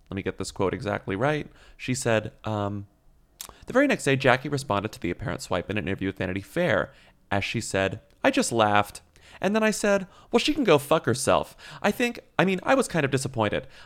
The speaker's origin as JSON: {"language": "English", "country": "Australia", "tie": "born or raised there", "said": "but then I grew up in Australia where there is just no cheerleading culture."}